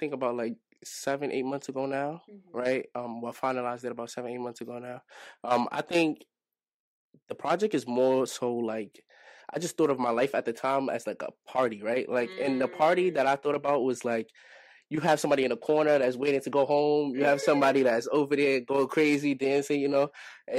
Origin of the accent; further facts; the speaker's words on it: New York City, New York, United States; also born or lived in Brooklyn; I was born in Brooklyn, but I was raised in Harlem.